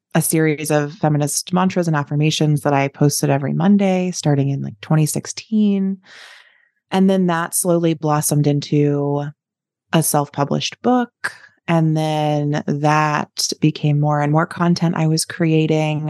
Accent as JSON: {"language": "English", "region": "East Coast", "country": "United States", "tie": "born or raised there", "also_born_or_lived": "Chicago", "moved": "as an adult", "lives_now": "Lincoln, United States", "said": "I had grown up on the East Coast"}